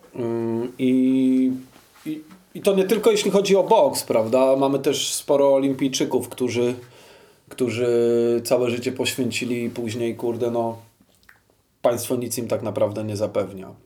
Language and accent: Polish; Kraków, Lesser Poland, Poland; wychowywałem się w Nowej Hucie i tu się urodziłem